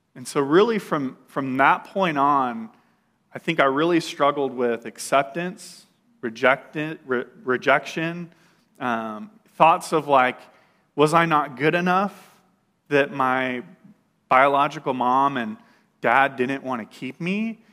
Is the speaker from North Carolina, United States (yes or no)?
no; Bakersfield, California, United States; moved away; I grew up in Bakersfield.